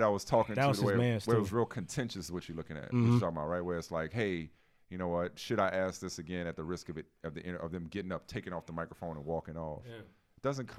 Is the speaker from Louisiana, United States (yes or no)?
yes; New Orleans, Louisiana, United States; moved away as an adult; also born or lived in Boston; now in Connecticut, United States; now, more than half my life has been spent in the Northeast. Like, I grew up in New Orleans, but grew up in Boston, Connecticut.